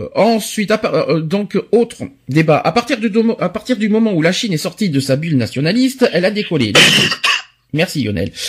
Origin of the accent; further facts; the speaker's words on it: France; chez nous en France